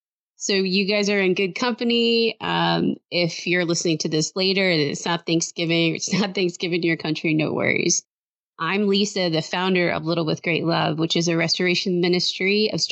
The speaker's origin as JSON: {"language": "English", "town": "Detroit", "region": "Michigan", "country": "United States", "tie": "born or raised there", "moved": "yes", "lives_now": "Austin, United States", "said": "We grew up in the Metro Detroit area, but I actually, live in Austin, Texas."}